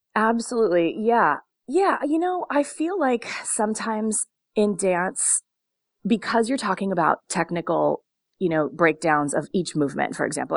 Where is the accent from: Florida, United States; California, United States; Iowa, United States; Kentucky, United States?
California, United States; Long Beach; I grew up in Long Beach